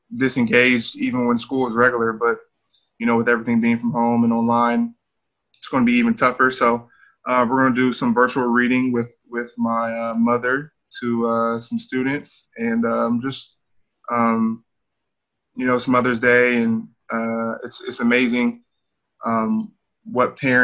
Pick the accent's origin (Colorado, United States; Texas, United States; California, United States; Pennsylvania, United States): California, United States; Sacramento; I'm from Sacramento. You know, I take pride in being from there